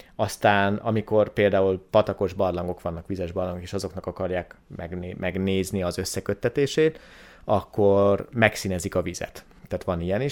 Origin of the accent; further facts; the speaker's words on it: Hungary; moved away as an adult; also born or lived in Szeged; Én a Börzsönyben nőttem föl